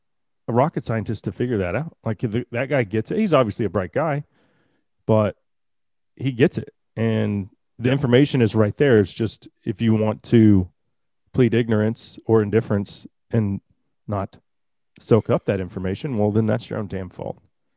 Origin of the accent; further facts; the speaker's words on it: Texas, United States; born there; one county over in the county that I was born in Dallas County.